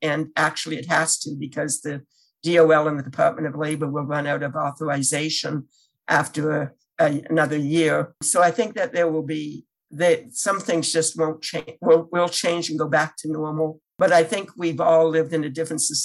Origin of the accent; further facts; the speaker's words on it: Canada; now in United States; I'm originally from Canada